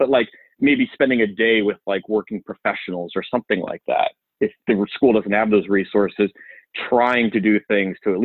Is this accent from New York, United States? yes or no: yes; Syosset, New York, United States; now in Charlotte, United States; I grew up in Nassau County, Long Island, a town called Syosset